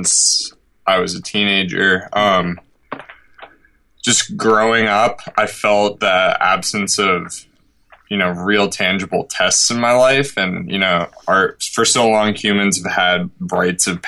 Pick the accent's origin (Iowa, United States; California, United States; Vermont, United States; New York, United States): Vermont, United States; rural; I grew up in rural Vermont, and I just had unlimited time when I was younger to play outside